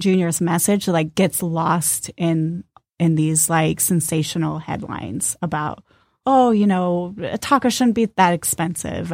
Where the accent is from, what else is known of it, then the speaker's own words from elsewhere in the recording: Southern California, United States; now in Detroit, United States; I grew up in Southern California